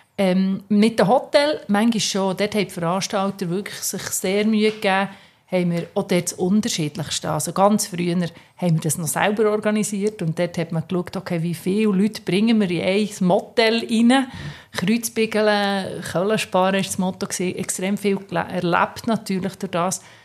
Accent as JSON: {"language": "German", "country": "Switzerland", "said": "als Schweizer Mädchen"}